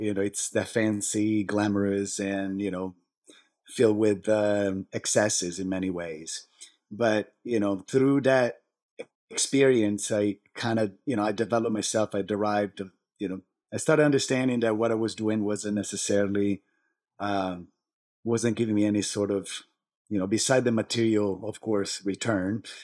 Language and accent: English; Italy; moved away as an adult; now in United States; I was born and raised in Italy